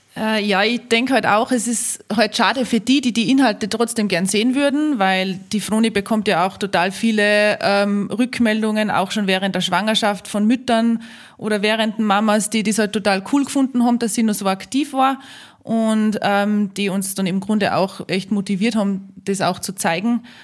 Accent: Austria; bei uns in Österreich

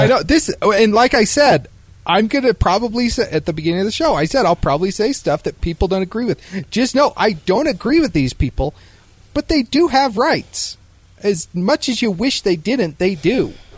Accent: Idaho, United States; moved away; I'm from Idaho, man.

